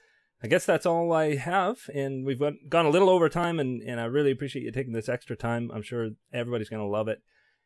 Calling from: Toronto, Ontario, Canada; Yeah, so this is a Canadian interview, because I'm calling from Toronto.

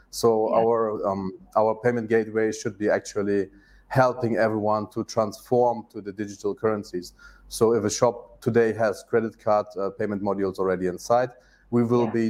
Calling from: Turkey; English is a second language; At the moment, I'm in Turkey.

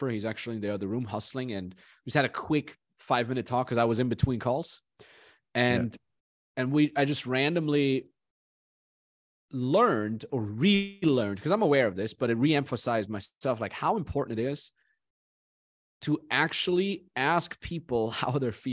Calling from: Vancouver, British Columbia, Canada

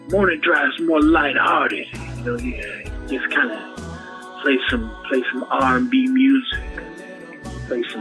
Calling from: San Jose, California, United States; I'm calling from Caleb 955, San Jose, California.

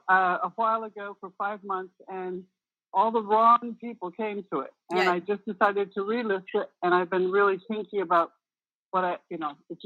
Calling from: Conyers, Georgia, United States; moved away; I'm calling from Conyers.

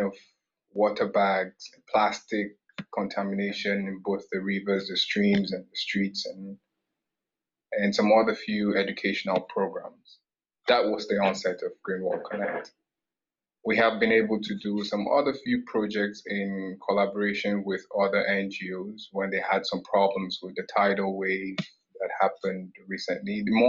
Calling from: Canada; I'm joining from Canada currently

